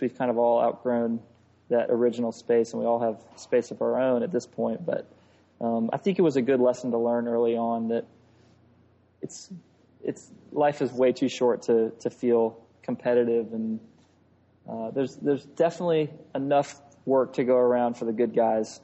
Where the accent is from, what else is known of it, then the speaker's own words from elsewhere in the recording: Atlanta, Georgia, United States; moved away as an adult; now in Birmingham, United States; I grew up in Atlanta